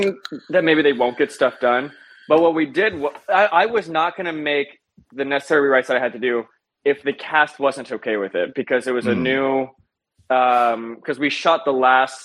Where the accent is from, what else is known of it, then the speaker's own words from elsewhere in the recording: Midwest, United States; It took a lot of time to adjusting to that because I'm from the Midwest.